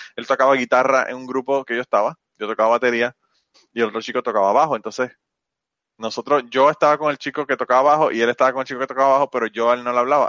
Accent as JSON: {"language": "Spanish", "country": "Puerto Rico", "also_born_or_lived": "New York / Minnesota", "moved": "as an adult", "lives_now": "United States", "said": "desde que me fui de Puerto Rico"}